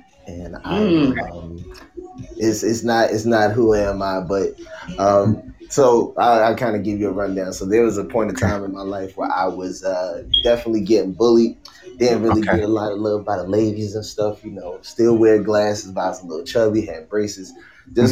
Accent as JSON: {"language": "English", "town": "Newport News", "region": "Virginia", "country": "United States", "tie": "born or raised there", "said": "I am from Virginia, 757 Newport News"}